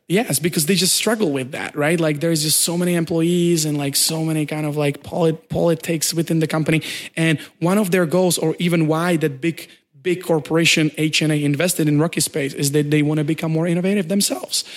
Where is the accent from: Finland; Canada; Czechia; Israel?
Czechia; moved away as an adult; also born or lived in Prague, Czech Republic; now in China; I come from Czech Republic, uh, and, uh, I moved to China approximately two and a half years ago.